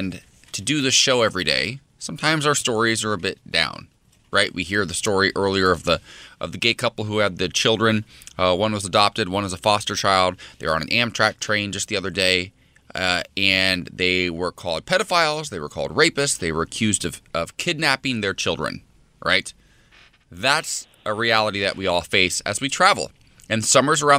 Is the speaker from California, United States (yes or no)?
no; Ohio, United States; my hometown has a couple little spots in Ohio